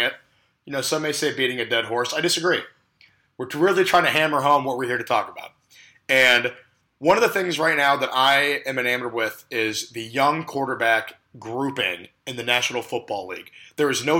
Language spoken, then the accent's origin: English; Big Ten country, Midwest, United States; we're from Big Ten country